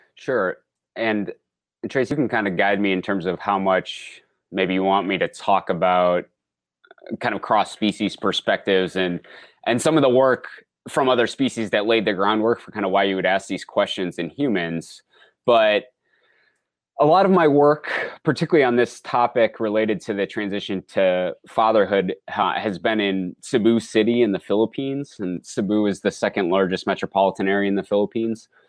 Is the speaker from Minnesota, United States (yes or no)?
yes; Minnesota, United States; I grew up in Minnesota